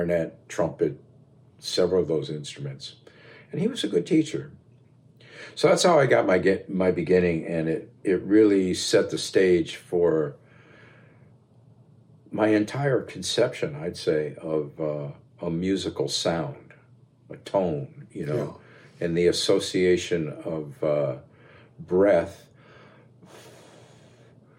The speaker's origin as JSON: {"language": "English", "town": "Pittsfield", "region": "Massachusetts", "country": "United States", "tie": "born or raised there", "also_born_or_lived": "New London, Connecticut", "said": "I grew up in Pittsfield, Massachusetts."}